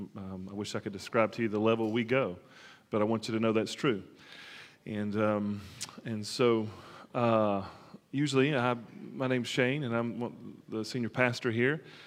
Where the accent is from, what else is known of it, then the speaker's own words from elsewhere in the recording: Alabama, United States; I grew up in Alabama